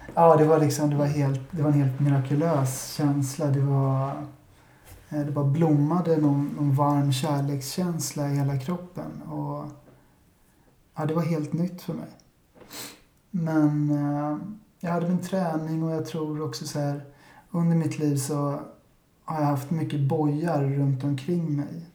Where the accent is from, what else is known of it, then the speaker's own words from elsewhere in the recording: Stockholm, Stockholm County, Sweden; jag är 35 år gammal och född och uppvuxen i Vasastan